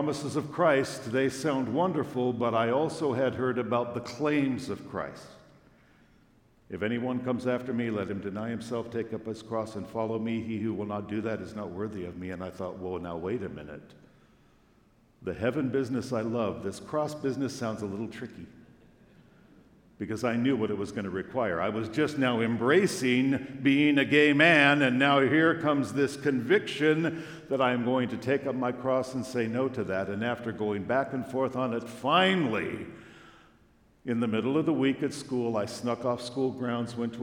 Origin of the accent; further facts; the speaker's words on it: Long Beach, California, United States; we drove from my hometown, Long Beach, California